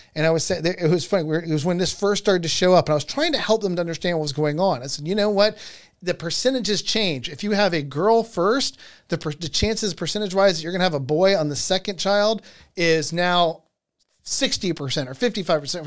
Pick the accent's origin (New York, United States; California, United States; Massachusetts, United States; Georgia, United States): Georgia, United States; in the state of Georgia, my home state